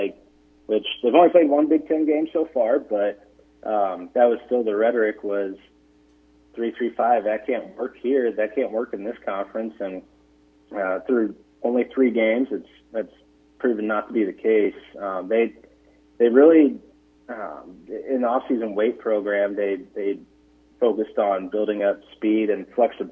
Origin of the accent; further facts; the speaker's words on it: Illinois, United States; moved away as an adult; also born or lived in Ohio; now in Nebraska, United States; I'm from Illinois